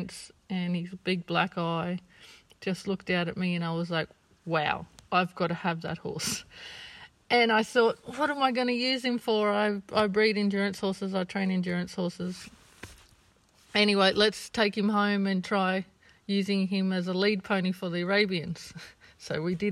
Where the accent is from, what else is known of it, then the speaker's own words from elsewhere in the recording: Orange, New South Wales, Australia; I'm from Orange.